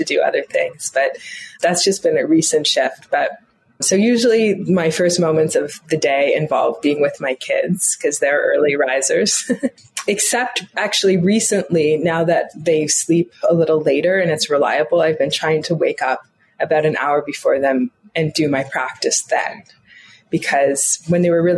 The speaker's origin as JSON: {"language": "English", "town": "Toronto", "region": "Ontario", "country": "Canada", "tie": "born or raised there", "said": "I grew up in Canada, in Toronto"}